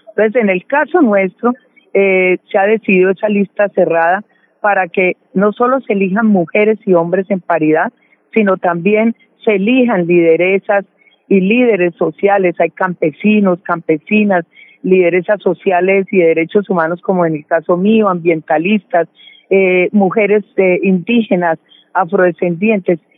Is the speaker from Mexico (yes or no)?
no; Colombia; como colombianos y colombianas